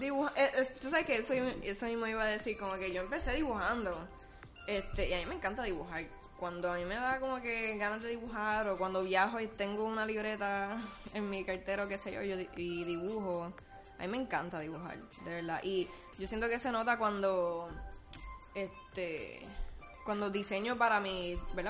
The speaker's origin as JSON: {"language": "Spanish", "country": "Puerto Rico", "said": "somos puertorriqueños"}